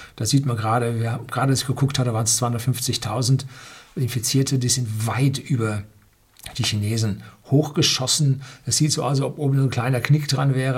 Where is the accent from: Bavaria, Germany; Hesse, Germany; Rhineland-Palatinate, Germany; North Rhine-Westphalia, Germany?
Bavaria, Germany; Bei uns in Bayern